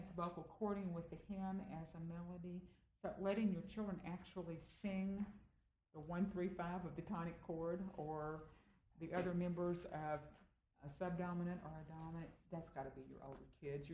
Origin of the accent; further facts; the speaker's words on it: Austin, Texas, United States; I still sound like I came from Austin, Texas.